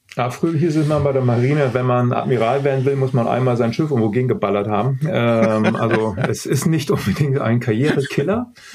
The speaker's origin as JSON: {"language": "German", "country": "Germany", "said": "als, äh, als Deutscher groß geworden ist"}